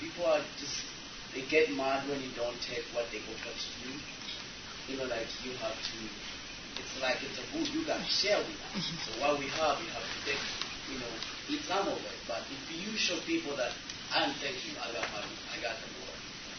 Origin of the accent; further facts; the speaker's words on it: Uganda; moved away; I come from Uganda, and we tend to be very hospitable, especially when people come in our homes.